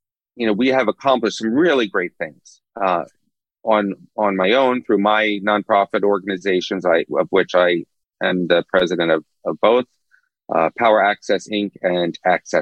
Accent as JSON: {"language": "English", "town": "Philadelphia", "region": "Pennsylvania", "country": "United States", "tie": "born or raised there", "also_born_or_lived": "New Brunswick, New Jersey", "said": "I was born in Philadelphia. And I had a pretty normal suburban upbringing"}